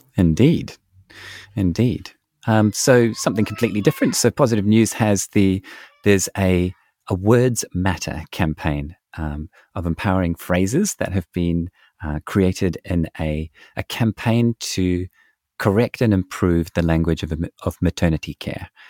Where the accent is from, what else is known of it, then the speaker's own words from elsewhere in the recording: New Zealand; my home country of New Zealand